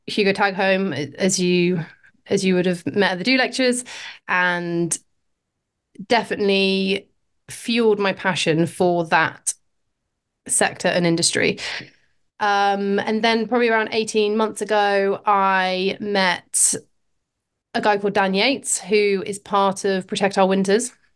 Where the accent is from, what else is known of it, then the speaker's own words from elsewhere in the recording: Oxford, South East England, United Kingdom; moved away as an adult; now in Pembrokeshire, United Kingdom; I was born in Oxford, grew up in, yeah, grew up in a city, um, pretty far from the coast